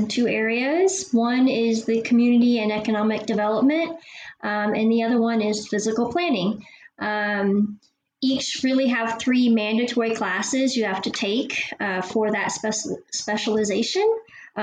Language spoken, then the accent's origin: English; Bartow, Florida, United States; moved away as an adult; also born or lived in Indiana; now in Norman, United States; I'm originally from Bartow, Florida. I was born and raised there.